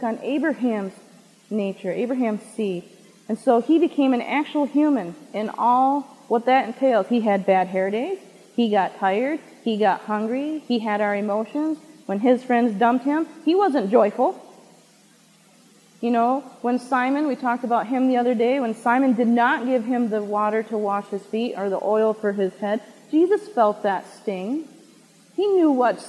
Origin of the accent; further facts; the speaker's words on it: Michigan, United States; Michigan, where we are